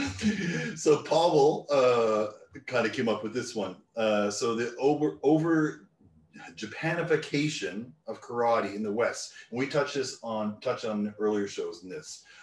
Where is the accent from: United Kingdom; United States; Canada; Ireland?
Canada; Newfoundland and Labrador; part of Canada I grew up in Newfoundland